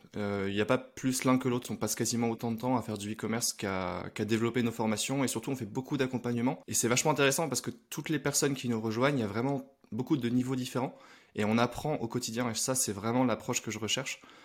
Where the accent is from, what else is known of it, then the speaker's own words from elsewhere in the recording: Lille, Hauts-de-France, France; je viens de Lille et je travaille dans le e-commerce depuis 6 ans.